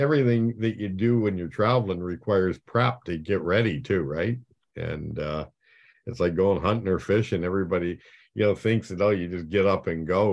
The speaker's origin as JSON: {"language": "English", "town": "Chatham", "region": "Ontario", "country": "Canada", "tie": "born or raised there", "also_born_or_lived": "Blenheim, Ontario", "said": "I was born in Chatham"}